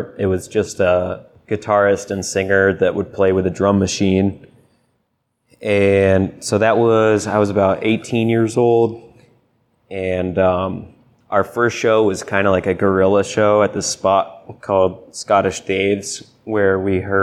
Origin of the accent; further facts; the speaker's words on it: Deep River, Connecticut, United States; Deep River, Connecticut